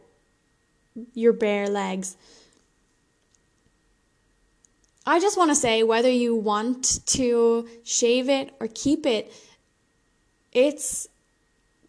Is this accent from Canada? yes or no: no; Ireland; I'm Irish and super pale